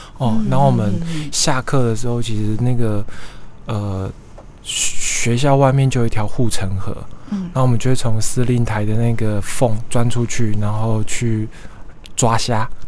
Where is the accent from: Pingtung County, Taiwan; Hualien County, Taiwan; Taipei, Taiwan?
Pingtung County, Taiwan; 哎，对，我是屏东人，其实我是屏东人，